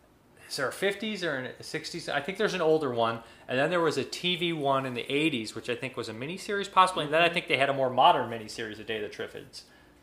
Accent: Seattle, Washington, United States; Isimicio, I love rainy, overcast days. Growing up in Seattle, that was what my ideal day was.

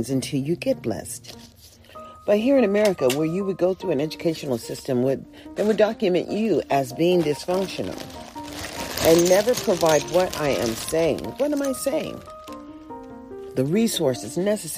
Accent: Greenwood, Mississippi, United States; now in California, United States; I come from Mississippi, right there in the Greenwood area

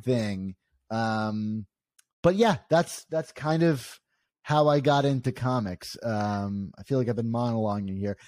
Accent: Maryland, United States; I grew up in Maryland

